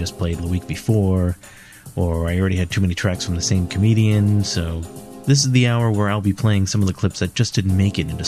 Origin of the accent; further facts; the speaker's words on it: Massachusetts, United States; I'm talking to you now from my home state of Massachusetts